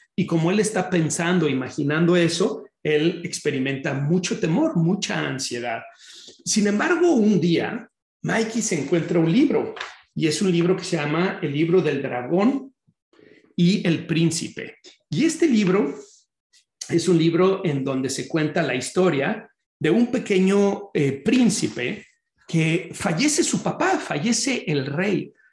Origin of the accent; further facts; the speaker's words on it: Guadalajara, Jalisco, Mexico; moved away as an adult; now in Chicago, United States; yo soy oriundo de Guadalajara, Jalisco, en México